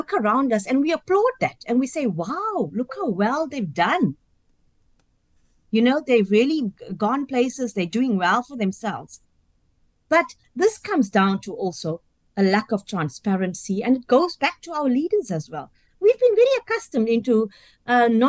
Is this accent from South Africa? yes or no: yes; South Africa; I'm of Indian South African origin